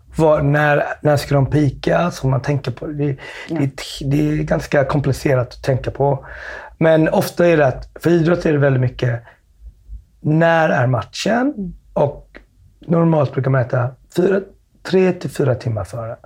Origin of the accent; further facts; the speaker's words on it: Smögen, Västra Götaland, Sweden; Jag växte upp på Smögen